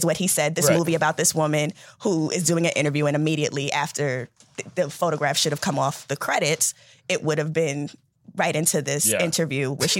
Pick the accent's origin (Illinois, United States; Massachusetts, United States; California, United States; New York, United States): New York, United States; I'm from New York.